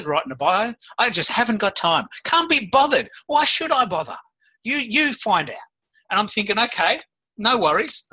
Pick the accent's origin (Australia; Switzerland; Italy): Australia; I'm an Aussie